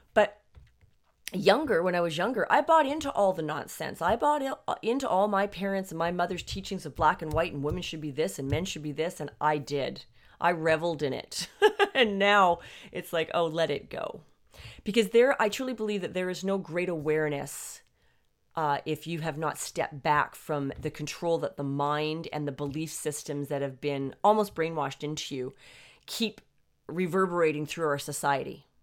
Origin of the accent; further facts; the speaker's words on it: Canada; I'm actually Canadian.